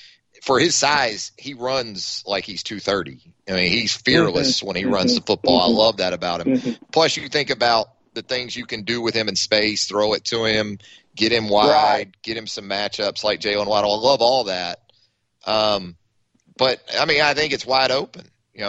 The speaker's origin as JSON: {"language": "English", "town": "Jacksonville", "region": "Florida", "country": "United States", "tie": "born or raised there", "said": "Growing up in Jacksonville"}